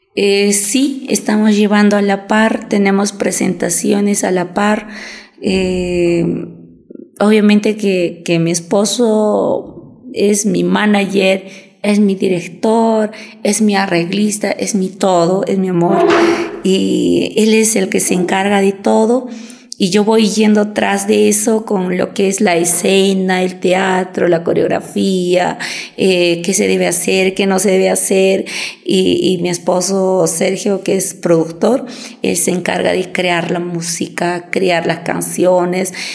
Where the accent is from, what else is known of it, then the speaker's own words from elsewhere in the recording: Cusco, Peru; also born or lived in Tacna; como cusqueña yo me siento muy orgullosa